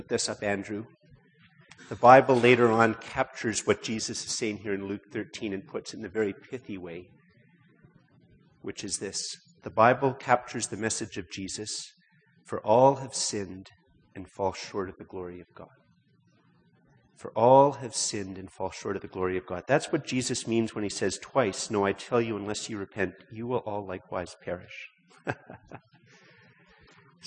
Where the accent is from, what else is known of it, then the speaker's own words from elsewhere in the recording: Canada; most of us, because we're Canadian